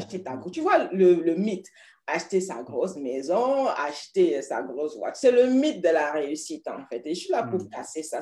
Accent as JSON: {"language": "French", "town": "Paris", "region": "Île-de-France", "country": "France", "moved": "yes", "lives_now": "United Kingdom", "said": "Mon village, c'est Paris"}